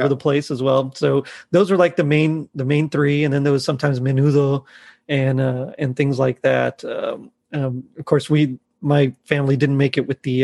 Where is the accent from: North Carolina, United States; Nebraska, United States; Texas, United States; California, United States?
Texas, United States; I'm from Texas